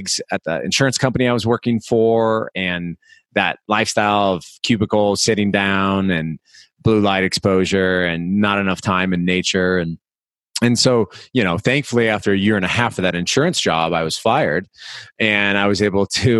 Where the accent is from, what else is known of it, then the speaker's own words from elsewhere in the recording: Des Moines, Iowa, United States; moved away as an adult; also born or lived in Miami, Florida; I'm from Iowa originally, so Des Moines